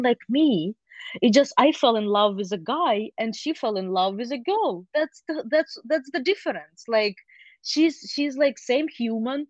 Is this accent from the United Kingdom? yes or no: no; Ukraine; now in United States; I grew up in Ukraine